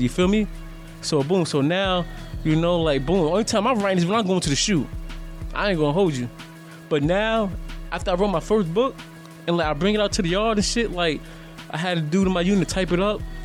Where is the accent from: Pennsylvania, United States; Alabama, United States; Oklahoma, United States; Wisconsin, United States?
Alabama, United States; Birmingham; also born or lived in Yonkers, New York; I'm from Yonkers, but I was raised down south. I'm from a place called Birmingham, Alabama. But I was born in Yonkers though